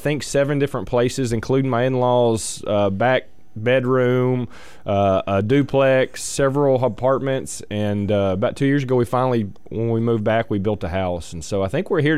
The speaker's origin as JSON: {"language": "English", "town": "Texarkana", "region": "Texas", "country": "United States", "tie": "born or raised there", "said": "we grew up playing basketball around Texarkana"}